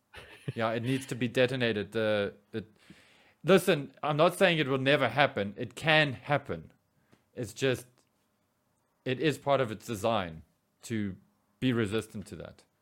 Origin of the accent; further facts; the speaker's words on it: South Africa; we as South African